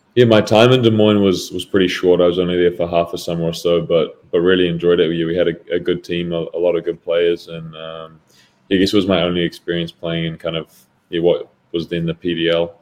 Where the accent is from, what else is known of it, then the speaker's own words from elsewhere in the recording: Auckland, New Zealand; moved away as an adult; also born or lived in Sunderland; now in Madison, United States; I grew up in New Zealand um, until I was 18 years old